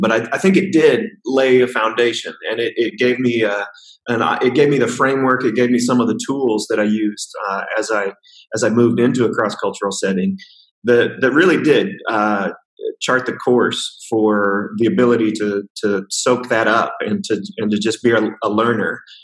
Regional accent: the middle of the United States, Midwest, United States; moved away as an adult; now in China; I grew up in uh, right in the middle of the United States uh, in a very rural, rural context

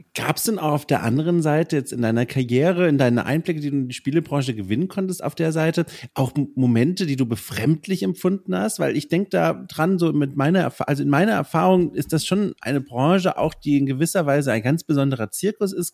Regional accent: near Würzburg, Bavaria, Germany; an der Uni Würzburg, ganz in der Nähe von mir, wo ich aufgewachsen bin

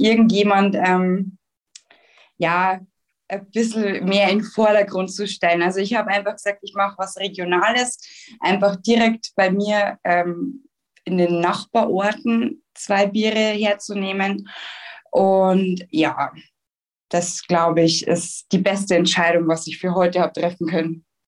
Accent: Schwandorf, Bavaria, Germany; ich komme ja aus dem Landkreis Schwandorf oder besser gesagt, ich wohne in Schwandorf

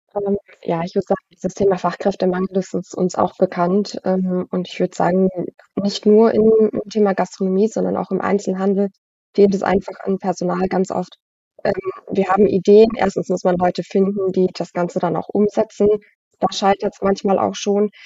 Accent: Frankenthal, Rhineland-Palatinate, Germany; bin Frankentalerin, also ich pendel die 15, 20 Minuten dann immer nach Worms

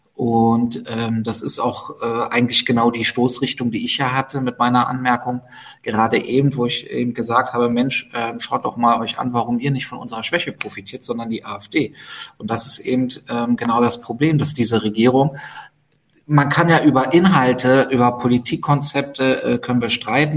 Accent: Berlin, Germany; für mich als Berliner

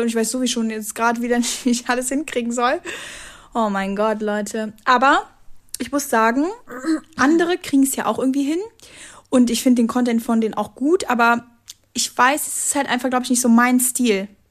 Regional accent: Dormagen, North Rhine-Westphalia, Germany; kleine Talkshow in meiner Hometown

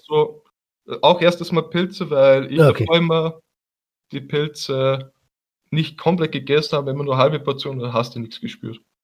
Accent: Haag, Austria; als Österreicher

